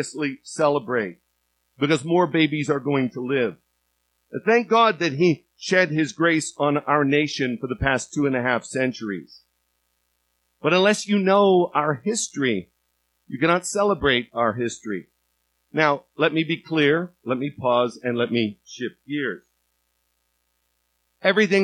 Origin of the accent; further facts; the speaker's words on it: United States; being American and loving America